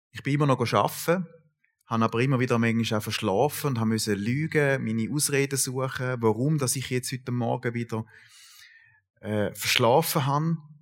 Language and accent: German; Sulgen, Thurgau, Switzerland; ich bin äh, in Sulgen aufgewachsen, Kanton Thurgau